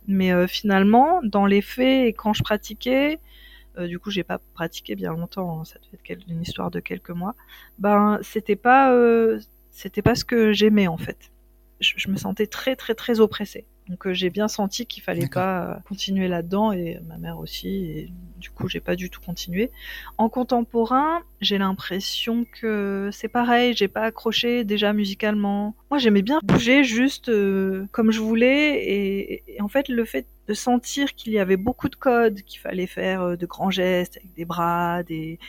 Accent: south-east France, France; je suis originaire du sud de la France, sud-est

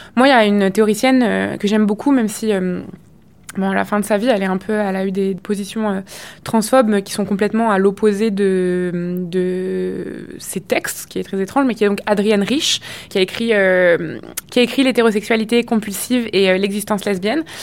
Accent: France; moved away as an adult; also born or lived in Quebec; now in Montreal, Canada; en tant que française immigrée au Québec

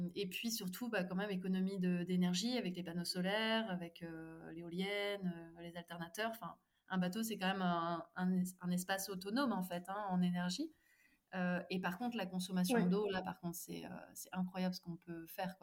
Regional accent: Nantes, Pays de la Loire, France; moved away as an adult; also born or lived in Mumbai; now in Drôme, France; En ce moment, je vis dans la Drôme, mais à la base, je suis originaire de Nantes

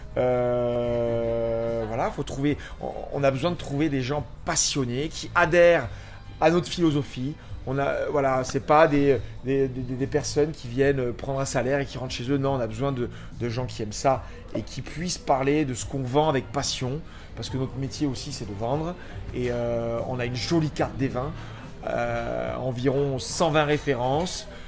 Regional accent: Paris, Île-de-France, France; Je suis parisien

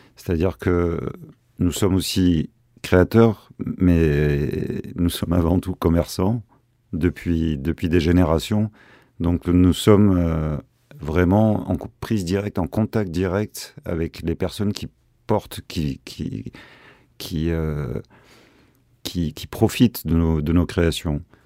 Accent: Marseille, Provence-Alpes-Côte d'Azur, France; nous sommes Marseillais avant tout, mais amoureux de la Provence

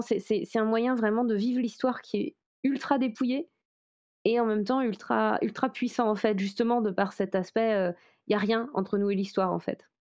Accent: Brocéliande, Brittany, France; je viens de Bretagne, où il y a une très forte... Enfin, précisément, je viens de Brocéliande en Bretagne

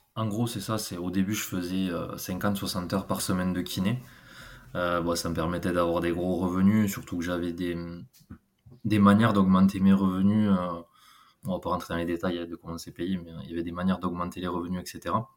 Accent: Gers, South-West, Occitania, France; accent: South-West; j'ai 30 ans, je suis du Gers, du Sud-Ouest, ça doit s'entendre un petit peu.

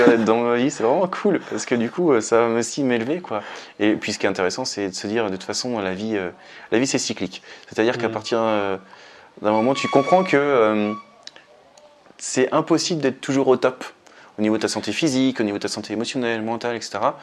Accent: France; chez nous, en France

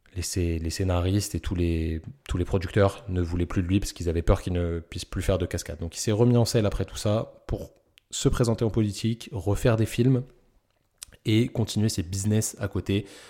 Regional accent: Parisian suburbs, Île-de-France, France; accent: Parisian banlieue; j'ai un petit accent de, de banlieusard parisien

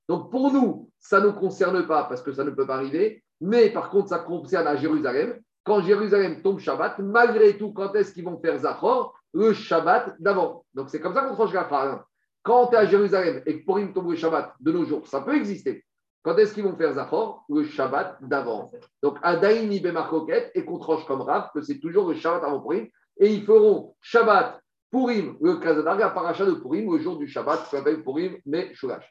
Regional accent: France; chez nous en France

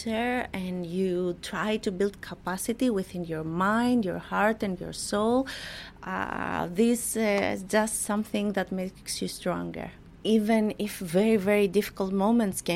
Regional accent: Greece; I was born in Greece and I was raised by my mother

